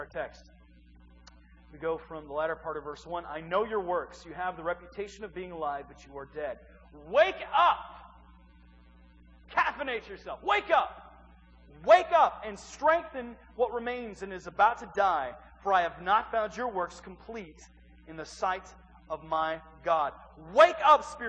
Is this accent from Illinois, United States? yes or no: yes; East Central Illinois, United States; moved away; I'm from East Central Illinois. It's a small little town of about 2,100 people